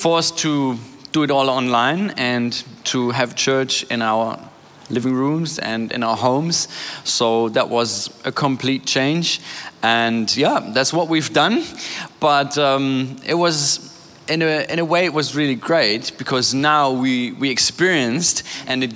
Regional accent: Germany; also born or lived in Hamburg; I was born and raised in Germany

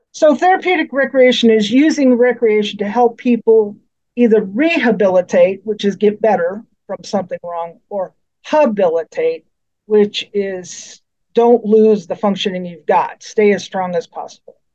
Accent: Colorado, United States; moved away as an adult; now in Missouri, United States; I grew up in Colorado

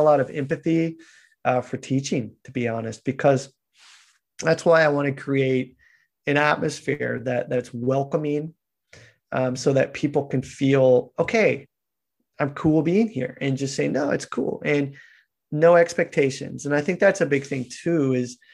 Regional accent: Kansas, United States; moved away; also born or lived in Japan; I'm this guy from Kansas

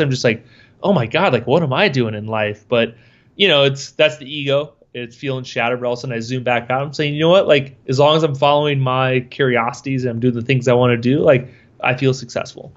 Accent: Schleswig, Iowa, United States; I grew up in Schleswig, Iowa, which is Farmville, next to a town of eight hundred people.

